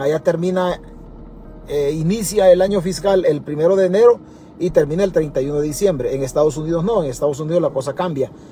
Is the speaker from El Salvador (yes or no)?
yes; El Salvador; nosotros como salvadoreños